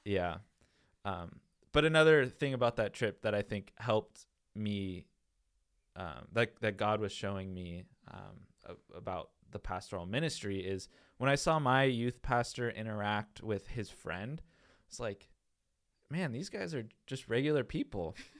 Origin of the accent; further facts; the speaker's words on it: Tacoma, Washington, United States; now in Winter Haven, United States; I am from Tacoma, Washington, and so by going to the Bronx, New York, I was literally going to the opposite side of the country, about as, as far away as you can be from, from our hometown